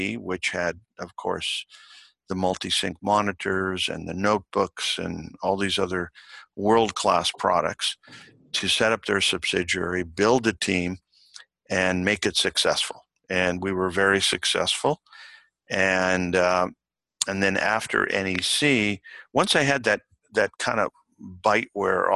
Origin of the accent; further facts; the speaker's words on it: Toronto, Ontario, Canada; I was born in Toronto. Parents were Italian.